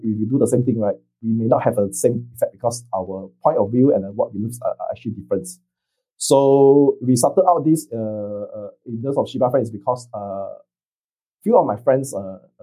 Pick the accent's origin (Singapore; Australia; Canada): Singapore; now in Vietnam; I'm a Singaporean in Vietnam